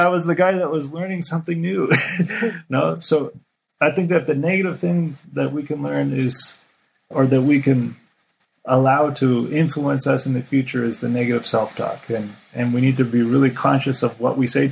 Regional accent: Canada; moved away; I'm a Canadian.

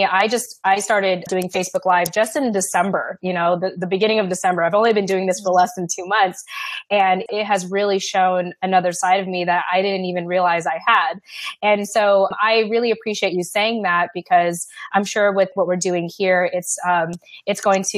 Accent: United States; And for me, on the other hand, being raised as an American, I wanted to go up and beyond that.

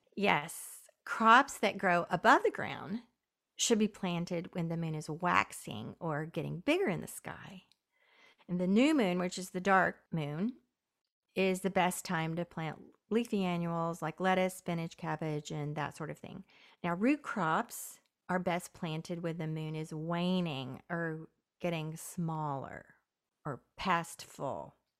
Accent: Southern Appalachia, United States; where I grew up in Southern Appalachia

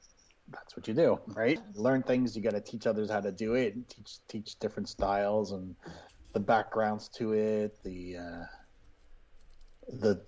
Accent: Massachusetts, United States; moved away as an adult; also born or lived in Florida; I grew up in Massachusetts

